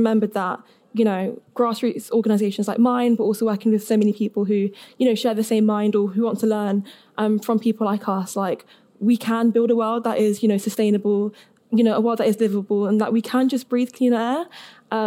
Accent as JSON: {"language": "English", "region": "London", "country": "United Kingdom", "said": "I'm from London, so not quite Cheltenham, but still in the south, so close enough."}